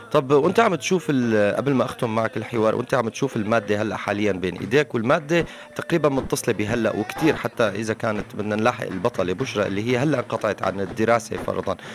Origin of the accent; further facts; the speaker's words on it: Syria; أغلبنا نحن كسوريين